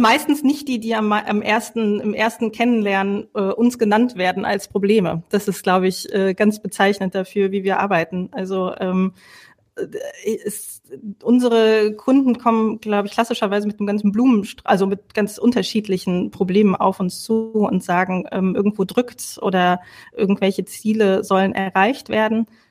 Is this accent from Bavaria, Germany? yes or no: no; Lower Saxony, Germany; also born or lived in Netherlands; now in Rhineland, Germany; eigentlich gebürtige Niedersächsin